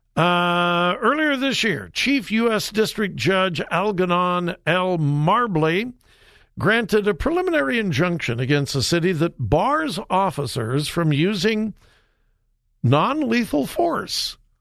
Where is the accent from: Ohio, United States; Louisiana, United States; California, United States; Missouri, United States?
California, United States; Los Angeles; moved away; I'm a L A boy. I was born and raised in the Los Angeles area